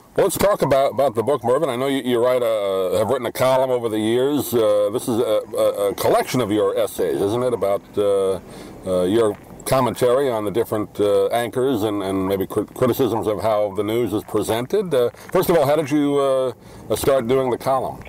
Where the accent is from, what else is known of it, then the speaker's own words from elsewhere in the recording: New York, United States; particularly growing up in New York, where you know you're right in the middle of it all